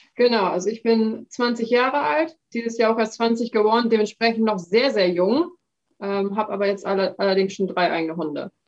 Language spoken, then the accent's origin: German; Emsland, Lower Saxony, Germany; ich komme aus dem Emsland, das ist ein sehr niederwildlastiges Revier.